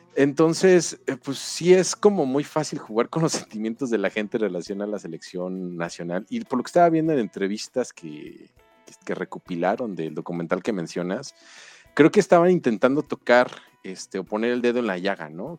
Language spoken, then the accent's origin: Spanish; Mexico; en México